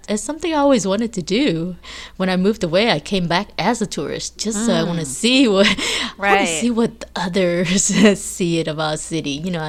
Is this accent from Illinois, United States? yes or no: no; New Orleans, Louisiana, United States; also born or lived in Vietnam; growing up in New Orleans East, I was away from all the tourists